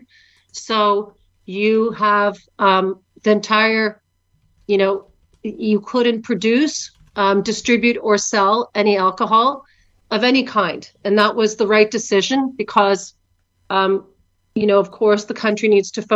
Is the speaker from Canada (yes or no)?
yes; Canada; born or raised there; moved away as an adult; also born or lived in Ukraine